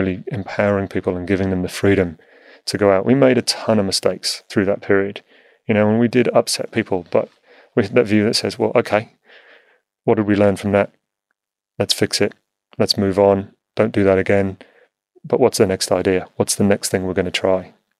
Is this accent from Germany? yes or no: no; Whiston, North West England, United Kingdom; born there; I was born in a place called Whiston, which is just outside Liverpool in the UK.